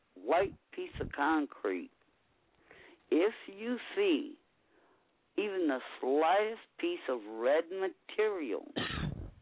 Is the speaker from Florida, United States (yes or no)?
no; 126th and Mona, California, United States; I grew up 126th in Mona and 118th in Mona. I grew up there.